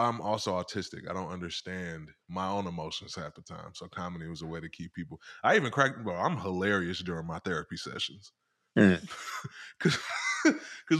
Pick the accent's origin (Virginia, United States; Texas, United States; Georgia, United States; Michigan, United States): Michigan, United States; Detroit; moved away; I grew up in Detroit, Michigan